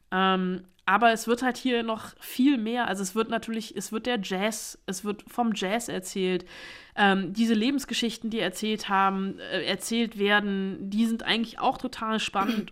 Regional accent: Germany; bei uns in Deutschland

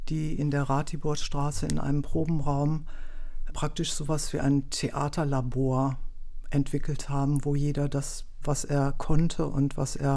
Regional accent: Wuppertal, North Rhine-Westphalia, Germany; moved away as an adult; now in Berlin, Germany; Nee, ich komme ursprünglich aus Wuppertal

